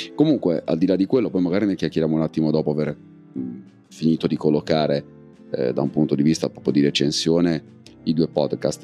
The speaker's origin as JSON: {"language": "Italian", "area": "province of Savona", "region": "Liguria", "country": "Italy", "said": "Piana Crixia, dalle mie parti, perlomeno da un punto di vista di provincia"}